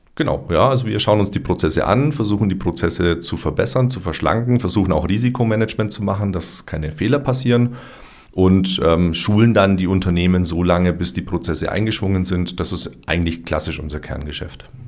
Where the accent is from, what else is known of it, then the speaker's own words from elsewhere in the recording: Augsburg, Bavaria, Germany; moved away as an adult; also born or lived in Hopferau; now in Füssen, Germany; Dann bin ich nochmal zurück in meine Heimatstadt, nach Augsburg